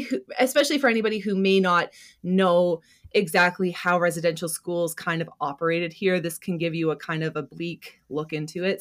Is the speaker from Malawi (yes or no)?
no; Canada; we're Canadian